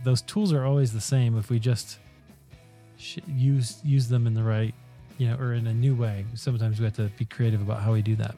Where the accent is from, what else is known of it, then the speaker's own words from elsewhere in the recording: United States; as American evangelicals